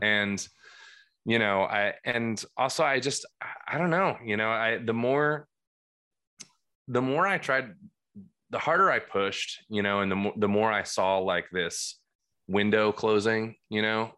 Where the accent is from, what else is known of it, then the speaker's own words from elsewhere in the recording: Cream Ridge, New Jersey, United States; I grew up in, uh, Cream Ridge. It's the, uh, creamiest ridge that, uh, New Jersey has to offer